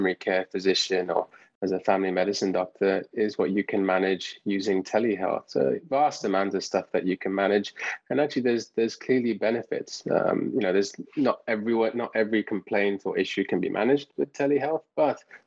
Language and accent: English; England, United Kingdom; moved away as an adult; also born or lived in Canada; now in United States; as you can probably tell from my accent, I'm from England. So I did all my training over there